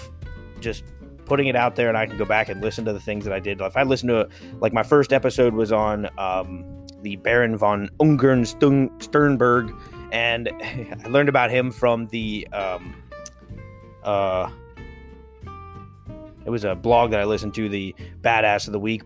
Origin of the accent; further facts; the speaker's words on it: South Central Pennsylvania, United States; also born or lived in Pittsburgh; I come from Pennsylvania. It's South Central Pennsylvania.